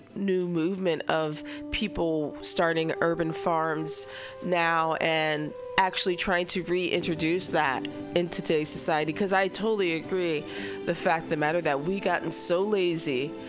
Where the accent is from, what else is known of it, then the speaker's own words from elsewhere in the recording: Southwest Missouri, United States; now in San Francisco, United States; I'm from Southwest Missouri, and that's where Laura Ingalls that's where she's from.